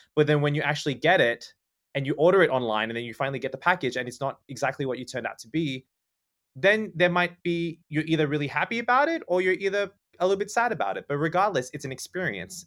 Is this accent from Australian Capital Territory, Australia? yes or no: yes; Canberra, Australian Capital Territory, Australia; moved away as an adult; also born or lived in Sydney; now in Thailand; I was born and raised in Canberra